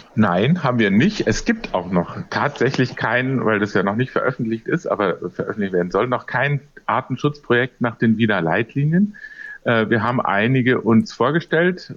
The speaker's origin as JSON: {"language": "German", "town": "Munich", "region": "Bavaria", "country": "Germany", "tie": "born or raised there", "said": "in meiner Heimatstadt München"}